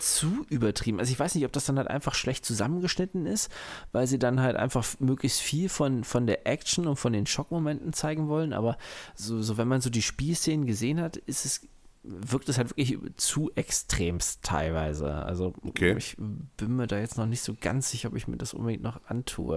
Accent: Germany; bei uns in Deutschland

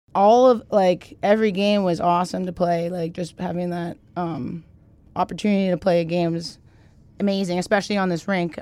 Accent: Mississauga, Ontario, Canada; moved away; I grew up in Canada, Mississauga, Ontario, which is fifteen minutes from Toronto

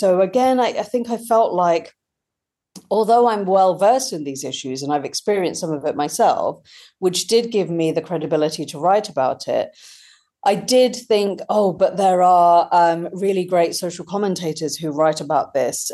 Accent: India; now in United Kingdom; growing up in India and kind of feeling across two cultures

